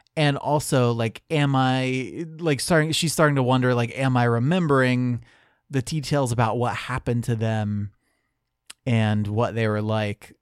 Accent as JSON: {"language": "English", "country": "United States", "said": "as an American"}